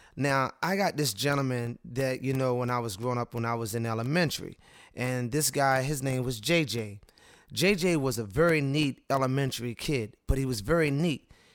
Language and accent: English; Cambridge, Maryland, United States; I'm a gentleman that was born and raised in Cambridge, Maryland.